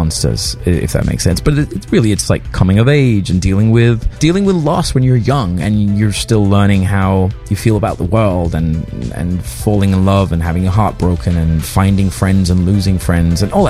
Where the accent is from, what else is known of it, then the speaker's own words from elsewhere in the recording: Denmark; moved away; I'm from Denmark originally